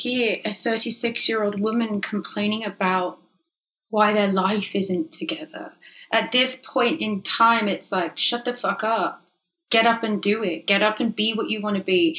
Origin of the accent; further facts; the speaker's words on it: England, United Kingdom; also born or lived in London; now in Los Angeles, United States; I'm too English.